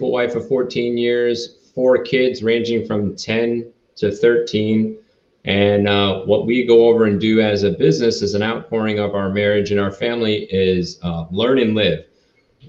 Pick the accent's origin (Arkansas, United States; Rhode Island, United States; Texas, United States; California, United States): Rhode Island, United States; moved away as an adult; I grew up in Rhode Island. So I lived there for about 18 years.